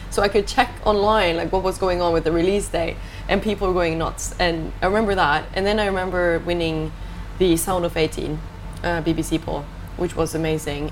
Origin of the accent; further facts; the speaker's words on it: Ålesund, Møre og Romsdal, Norway; English is a second language; moved away; I grew up in a city called Ålesund